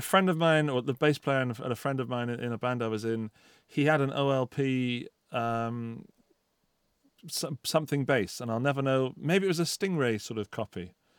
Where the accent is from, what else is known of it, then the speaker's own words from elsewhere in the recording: United Kingdom; as a Brit